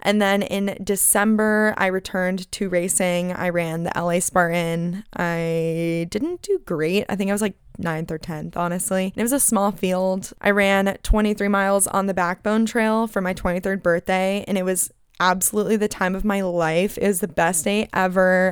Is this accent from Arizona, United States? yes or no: yes; Phoenix, Arizona, United States; moved away as an adult; now in California, United States; I'm originally from Phoenix